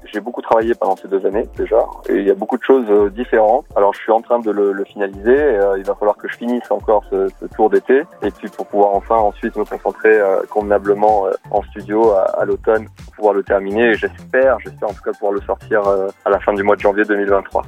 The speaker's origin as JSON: {"language": "French", "town": "Nice", "region": "Provence-Alpes-Côte d'Azur", "country": "France", "tie": "born or raised there", "said": "je suis né à Nice"}